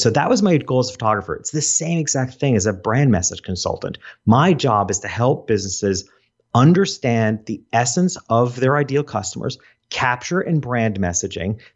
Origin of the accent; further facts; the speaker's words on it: Hopewell Junction, New York, United States; I grew up in a town called Hopewell Junction